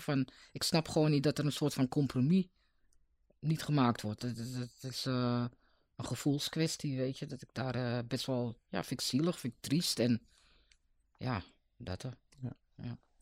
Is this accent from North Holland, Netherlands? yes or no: yes; Amsterdam, North Holland, Netherlands; ik ben niet geboren in Noord, maar toen ik een paar dagen oud was, ging ik naar Noord